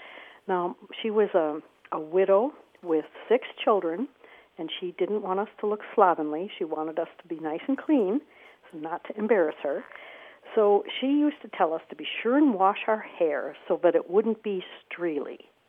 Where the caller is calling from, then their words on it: Cambridge, Wisconsin, United States; I'm calling from Cambridge, Wisconsin.